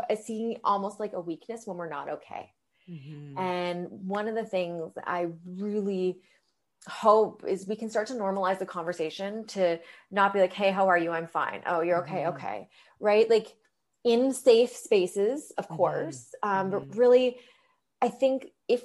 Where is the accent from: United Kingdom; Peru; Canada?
Canada; London, Ontario; now in Toronto, Canada; I'm from London, Ontario. And so I didn't go home for Thanksgiving